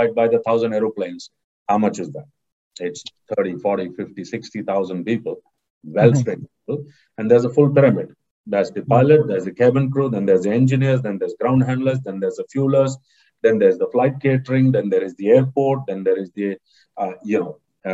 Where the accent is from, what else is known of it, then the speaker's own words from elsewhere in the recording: Mangalore, Karnataka, India; Mangalore, my hometown